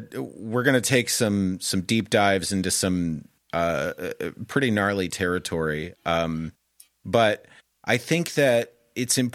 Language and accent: English; Michigan, United States; also born or lived in Colorado; now in California, United States; I'm in California now, but I'm originally from Michigan and then Colorado.